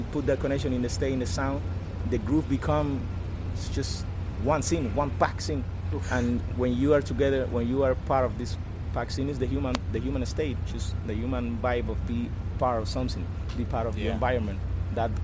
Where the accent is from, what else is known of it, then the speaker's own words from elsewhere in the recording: Pinar del Río, Cuba; English is a second language; also born or lived in Havana; I born in the countryside in Cuba, in Pinar del Rio. That's my hometown